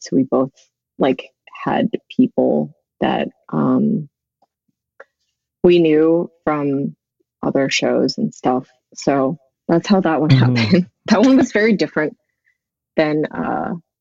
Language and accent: English; Central California, United States; also born or lived in Korea; raised in Central California